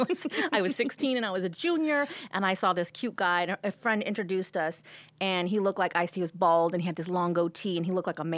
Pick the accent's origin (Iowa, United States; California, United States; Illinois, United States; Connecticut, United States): California, United States; Los Angeles; I grew up in L.A., born and raised in L.A.